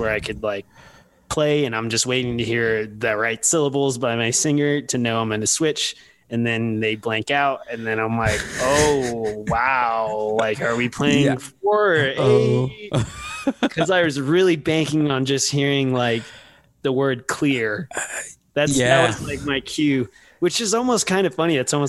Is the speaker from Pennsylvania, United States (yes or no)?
no; San Antonio, Texas, United States; I'm a huge basketball fan, and I'm from Spurs, San Antonio